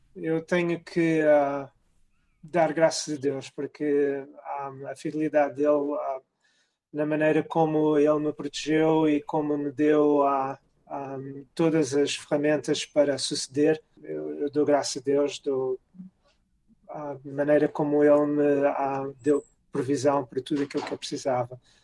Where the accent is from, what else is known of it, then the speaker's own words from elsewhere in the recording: Cascais, Lisbon, Portugal; moved away as an adult; also born or lived in Carcavelos; now in Rochester, United States; Crescendo em Carcavelos e em Cascais